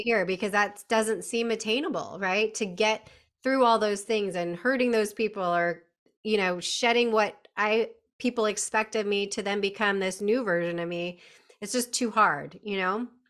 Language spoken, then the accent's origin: English; California, United States; moved away; born and bred in California